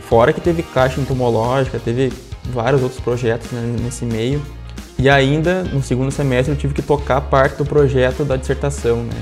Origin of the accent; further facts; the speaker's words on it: interior of Rio Grande do Sul, Brazil; also born or lived in Condor; Embora eu seja muito novo, como tu citou, né? Tenho 22 anos. Comecei minha vida profissional bem cedo, me criei no interior